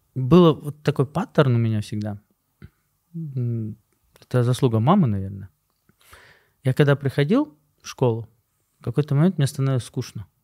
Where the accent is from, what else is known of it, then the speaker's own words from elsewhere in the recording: Bishkek, Kyrgyzstan; moved away; also born or lived in Osh / Moscow / United States; Я родился в Аше, вырос в Бишкеке